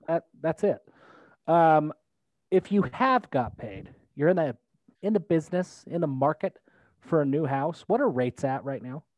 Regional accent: Logan, Utah, United States; I was born in Logan

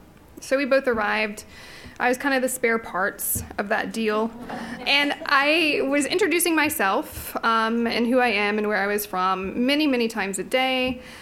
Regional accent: Knoxville, Tennessee, United States; moved away as an adult; also born or lived in Southeast Texas; now in Virginia, United States; if I said I was from East Tennessee or Knoxville

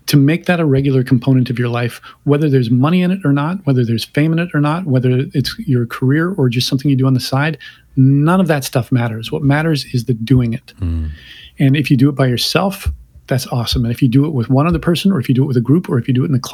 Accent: Canada; I'm Canadian

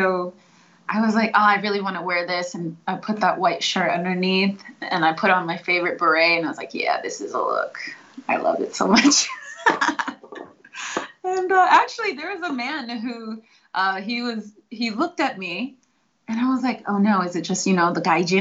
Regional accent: Seattle, Washington, United States; I'm from Seattle.

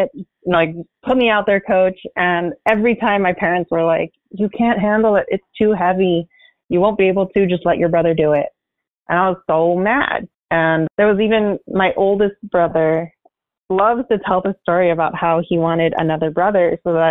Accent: San Gabriel Valley, California, United States; I grew up in the San Gabriel Valley

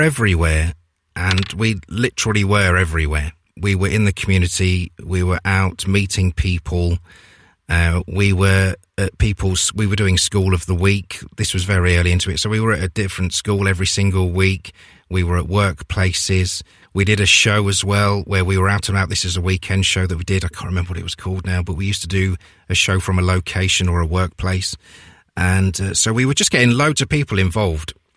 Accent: Leicester, East Midlands, United Kingdom; I'm from Leicester

